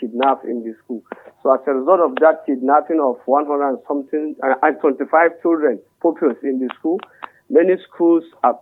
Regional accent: Kagara, Niger State, Nigeria; I'm from Madaka, Kagara, Rafi local government, Niger State.

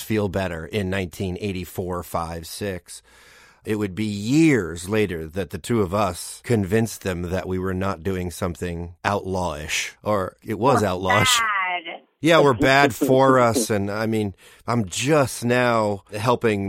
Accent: New Jersey, United States; we come from those families. We come from Columbia High School

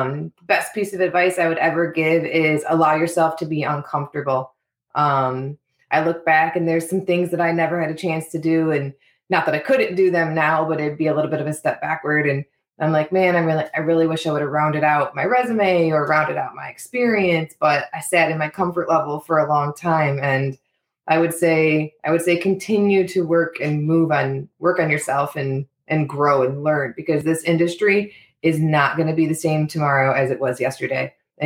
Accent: Chesterfield, Michigan, United States; also born or lived in Genesee County, Michigan; I grew up in Chesterfield, graduated from Lance Cruz North, out in Macomb County. And I was an East Sider for a long time, moved up to Genesee County for a while, lived there for almost 10 years

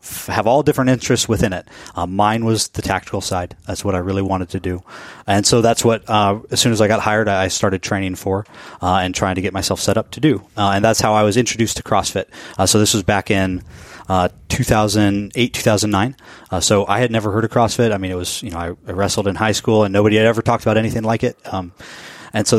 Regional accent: Portland, Oregon, United States; also born or lived in Colorado / Arizona; now in Seattle, United States; I grew up outside of Portland, Oregon, and in a little mountain town outside of Denver, Colorado.

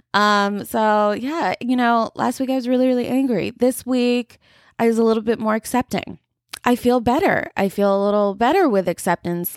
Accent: United States; I'm a first generation, um, like, Indian American here

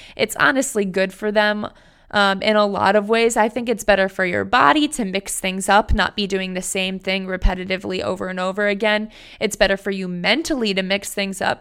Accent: Cleveland, Ohio, United States; moved away; my hometown, Cleveland, Ohio

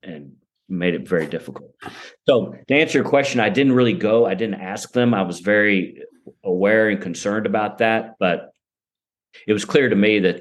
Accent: Midland, Texas, United States; also born or lived in Kentucky; my hometown of Midland, Texas

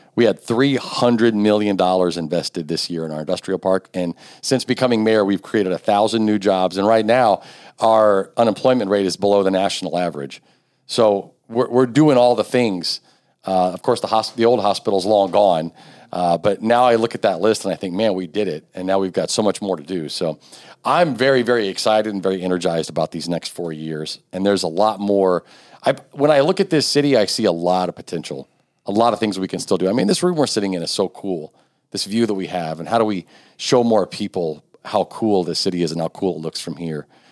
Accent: Richmond, Indiana, United States; I grew up on South Sixth Street, like two, two blocks from here

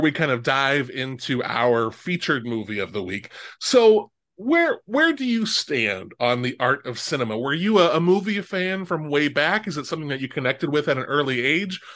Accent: Omaha, Nebraska, United States; I grew up in Omaha, Nebraska

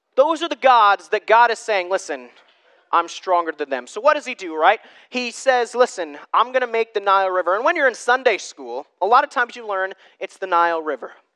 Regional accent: United States; I'm American

